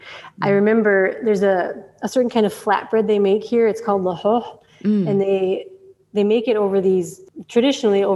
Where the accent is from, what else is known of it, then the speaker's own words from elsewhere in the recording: Minneapolis, Minnesota, United States; moved away as an adult; also born or lived in Somaliland; now in Djibouti; I'm from Minneapolis. And so I moved from the suburbs of Minnesota to Somaliland